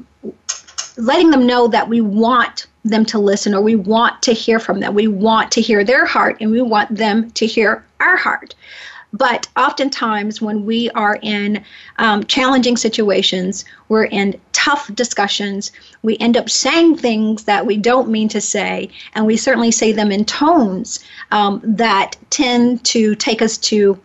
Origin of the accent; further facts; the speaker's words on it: the South, United States; I'm from the South